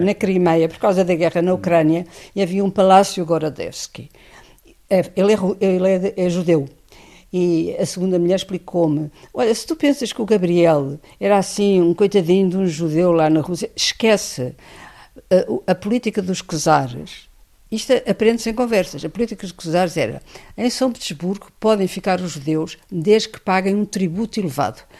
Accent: Portugal; moved away as an adult; Eu sou totalmente analfabeta, venho de Portugal

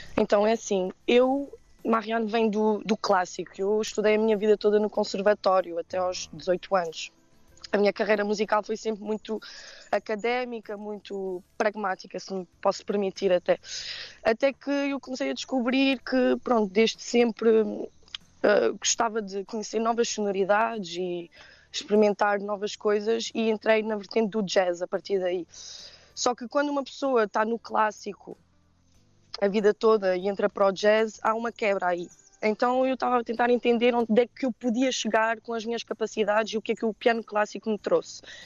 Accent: Geneva, Switzerland; moved away as an adult; now in Portugal; eu nasci na Suíça, né? Os meus pais são imigrantes. Uhum. Um, ehm, que emigraram nos anos 80 em, em Genebra

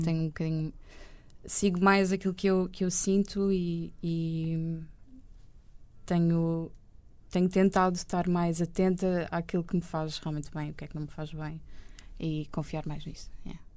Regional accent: Oeiras, Lisbon, Portugal; also born or lived in Benfica, Lisbon / Estoril; Eu fui viver para Oeiras com a minha mãe

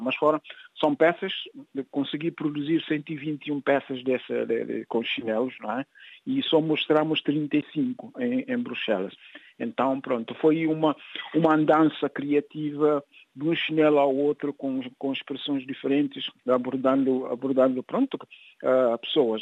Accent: São Domingos, Cacheu, Guinea-Bissau; moved away as an adult; now in France; minha terra natal

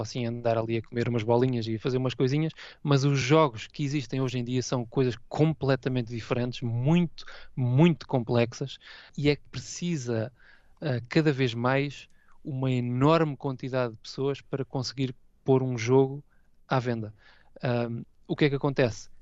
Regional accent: Portugal; moved away as an adult; now in Hayama, Japan; A minha origem é Portugal, tenho os meus os meus valores portugueses aqui intactos

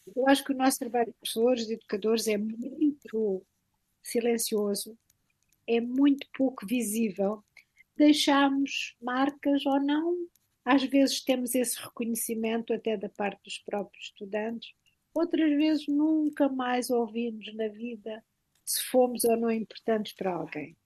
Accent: Santa Vitória, Alentejo, Portugal; moved away as an adult; also born or lived in Beja; now in Toronto, Canada; eu sou de uma pequena aldeia, Santa Vitória

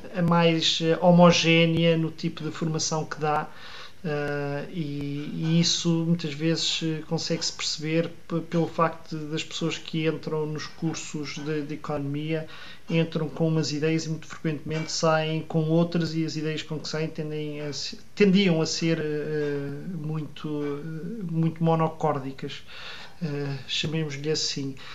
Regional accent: Odivelas, Lisbon, Portugal; eu cresci em Odivelas, um ambiente eh, tipicamente dos subúrbios de Lisboa

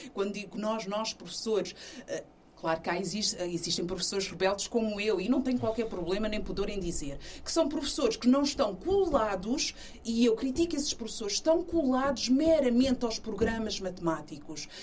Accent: Portugal; born or raised there; also born or lived in São Tomé and Príncipe

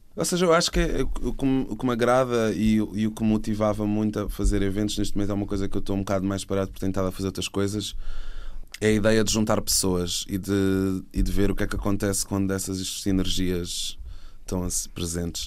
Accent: Setúbal, Portugal; now in Lisbon, Portugal; eu sou de Setúbal e tinha vindo morar para cá

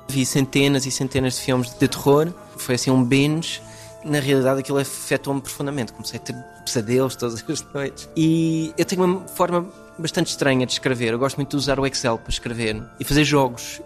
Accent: United States; first language English; Portuguese is a second language; moved away; Eu cresci nos Estados Unidos, eh, a minha língua principal eh, é inglês, apesar de ter família portuguesa e raízes entre as montes

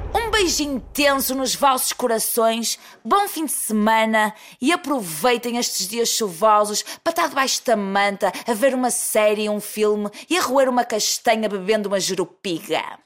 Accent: Porto, Norte, Portugal; accent: Porto accent; eu falo em nome dos portuenses e do pessoal do Norte que se sente injustiçado e é chamado de bimbo, e é chamado de parolo, e é chamado de trabinca só porque tem um sotaque forte

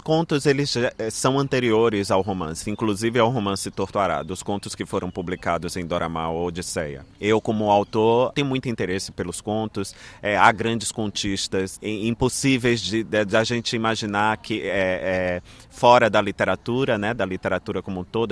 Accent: Brazil; deste lugar de onde eu vim, de meus, onde meus antepassados é, nasceram e viveram.

